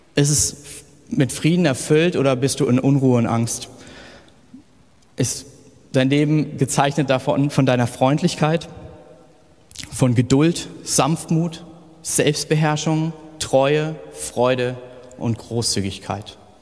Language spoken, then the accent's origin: German; village near Kassel, North Hesse, Germany; moved away; ich bin auf dem Dorf 500, mit 500 Leuten in der Nähe groß geworden und im Nordhessen, da babbeln wir